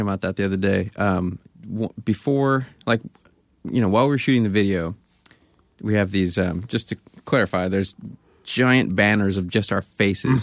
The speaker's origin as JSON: {"language": "English", "town": "Grass Valley", "region": "California", "country": "United States", "tie": "born or raised there", "also_born_or_lived": "Bay Area", "moved": "yes", "said": "I grew up in Grass Valley."}